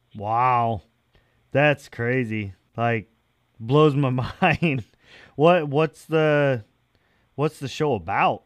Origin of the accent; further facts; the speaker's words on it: New York, United States; I'm from New York